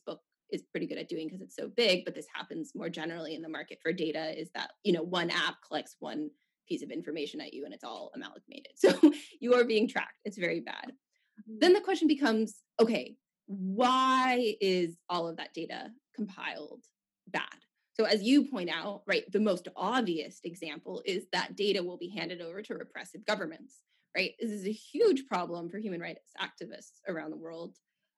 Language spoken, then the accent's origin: English; Silicon Valley, California, United States; I grew up in Silicon Valley. I went to school in Silicon Valley